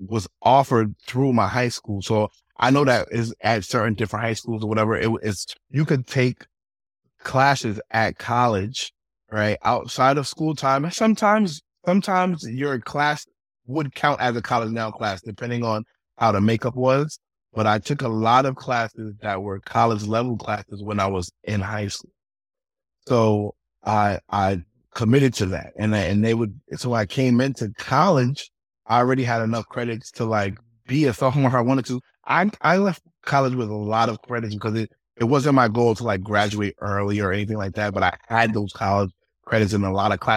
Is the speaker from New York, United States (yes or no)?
yes; New York City, New York, United States; also born or lived in Chicago; I grew up in the Bronx, Briggs Avenue, 194, like, and it was just me and my mother